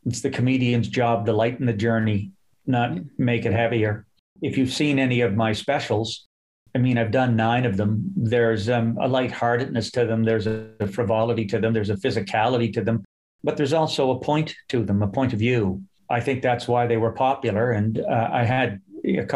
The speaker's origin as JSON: {"language": "English", "town": "Halifax", "region": "Nova Scotia", "country": "Canada", "tie": "born or raised there", "moved": "yes", "lives_now": "Toronto, Canada", "said": "I grew up in Halifax, a very racialized city"}